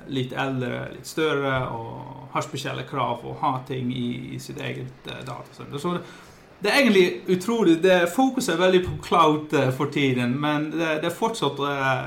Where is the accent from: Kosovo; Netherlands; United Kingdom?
Netherlands; Norwegian is a second language; now in Voss, Norway; Jeg, eh, jeg er opprinnelig fra Nederland. Flyttet for ja, seks og et halvt år siden til en liten plass som heter Bostad på, på Vås.